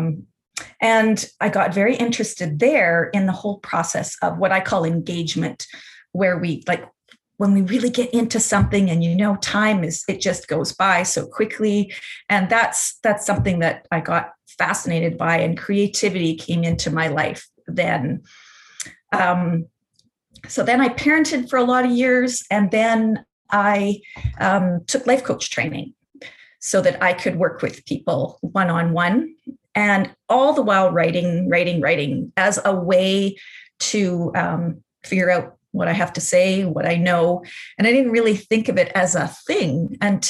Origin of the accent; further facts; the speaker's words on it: outside of Winnipeg, Manitoba, Canada; I grew up outside of Winnipeg on an acreage with a family that had a big garden